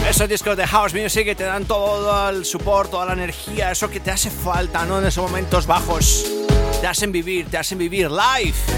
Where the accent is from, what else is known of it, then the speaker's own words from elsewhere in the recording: Colombia; also born or lived in Spain; now in Madrid, Spain; soy colombiano que, bueno, pues la historia lleva muchos años aquí en España